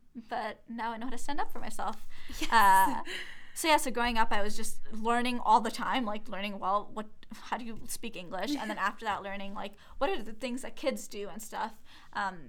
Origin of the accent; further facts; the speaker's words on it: Toronto, Ontario, Canada; also born or lived in Brampton; I grew up in Toronto and then I moved to Brampton. So I spent half my life in Toronto and half my life in Brampton pretty much.